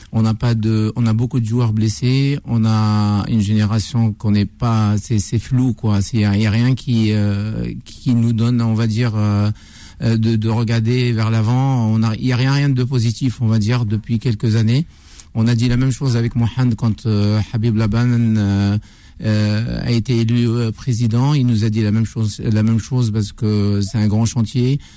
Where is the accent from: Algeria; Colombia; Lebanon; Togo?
Algeria; now in Paris, France; j'ai grandi, je suis né à Orange, j'ai grandi à Orange, j'ai été formé à Orange